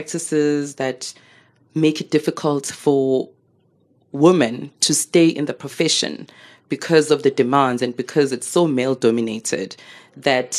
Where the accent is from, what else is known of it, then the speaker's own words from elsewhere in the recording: Soweto, Gauteng, South Africa; I'm growing up in Midlands, Soweto.